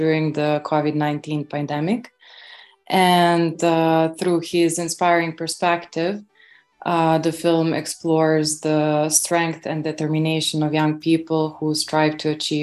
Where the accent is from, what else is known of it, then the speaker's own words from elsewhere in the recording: Belgrade, Serbia; moved away as an adult; also born or lived in Warsaw; I was born and raised in Belgrade, Serbia